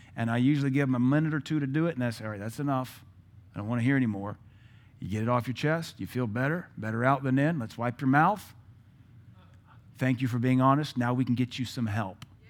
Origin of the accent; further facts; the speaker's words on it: Seattle, Washington, United States; moved away; I'm from Seattle.